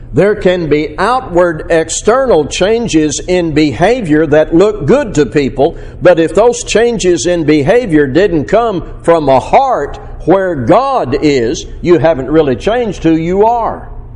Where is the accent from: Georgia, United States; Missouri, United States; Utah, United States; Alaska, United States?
Missouri, United States; my hometown, uh, Missouri